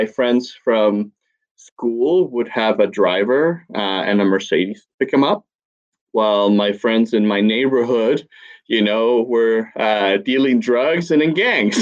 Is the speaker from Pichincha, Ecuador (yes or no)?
yes; Quito, Pichincha, Ecuador; I grew up in Ecuador. In a city called Quito.